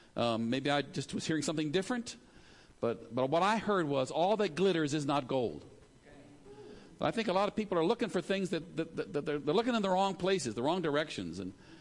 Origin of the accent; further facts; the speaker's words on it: California, United States; born there; also born or lived in Maryland / Zimbabwe / Philippines; So I was born in California, lived in Maryland, lived in Zimbabwe, lived in the Philippines, went to college 4 or 5 different places, so I'm all mixed up.